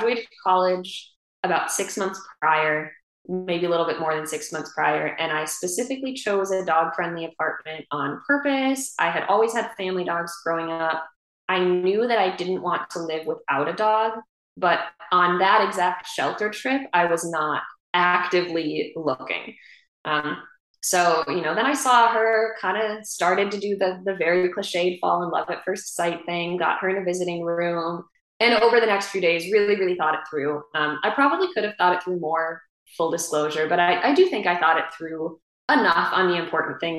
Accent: Wisconsin, United States; moved away; up in Wisconsin, in my hometown where my parents live.

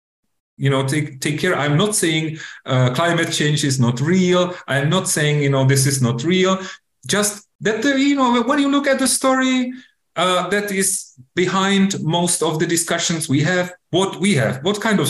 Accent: Czechia; my home country, Czech Republic

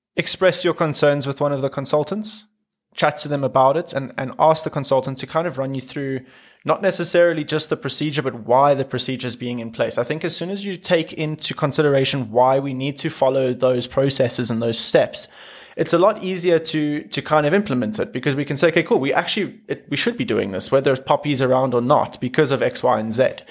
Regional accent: South Africa; being South African

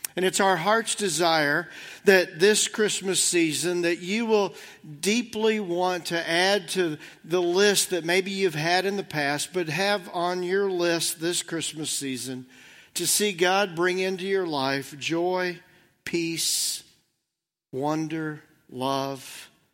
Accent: Southern Indiana, United States; I've been a Reds fan my whole life growing up in Southern Indiana

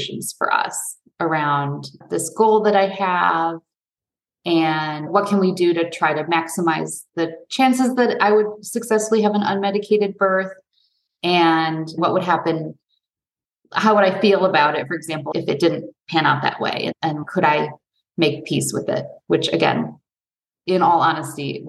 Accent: Detroit, Michigan, United States; moved away; also born or lived in New York / California; I grew up outside of Detroit

